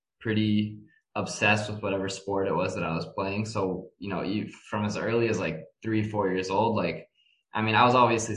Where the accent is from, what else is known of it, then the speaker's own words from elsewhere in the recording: Moscow, Russia; also born or lived in Toronto, Canada / Philadelphia, United States; So I was born in Canada. I was born in Toronto, but I really only lived there for about 10 months of my life. The rest of my time throughout basically my entire youth period was split between Moscow and Philadelphia.